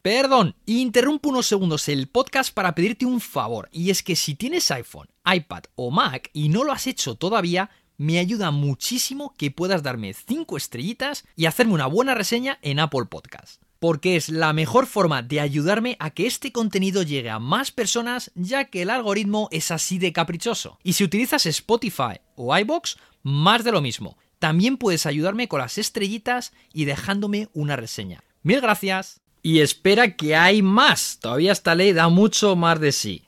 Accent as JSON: {"language": "Spanish", "country": "Spain", "said": "somos el país de la Unión Europea"}